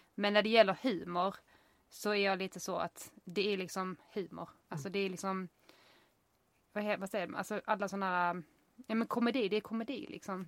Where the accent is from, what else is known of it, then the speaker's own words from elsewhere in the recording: United States; now in Sweden; jag är amerikan